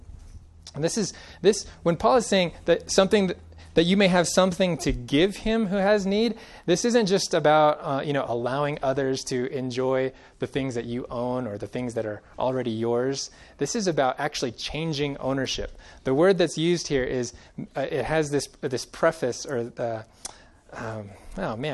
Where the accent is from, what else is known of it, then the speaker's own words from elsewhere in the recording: Central Valley of California, United States; now in Colorado, United States; Growing up in the Central Valley of California